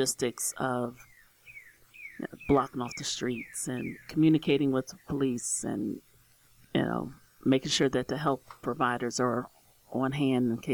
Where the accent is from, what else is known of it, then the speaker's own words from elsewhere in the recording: Martinsburg, West Virginia, United States; moved away as an adult; now in Jefferson County, United States; I am from Berkeley County, so I didn't come that far away. I am from West Virginia. I went to all West Virginia schools, public, elementary, middle, high school.